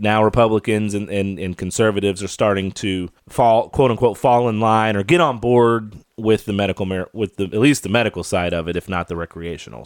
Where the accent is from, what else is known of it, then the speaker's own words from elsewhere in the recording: Kentucky, United States; moved away; My home state of Kentucky